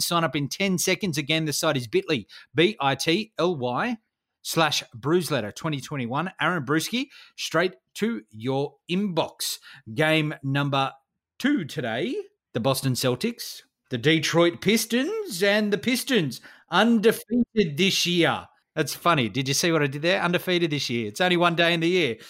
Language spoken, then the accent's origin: English; Australia; I'm an Aussie.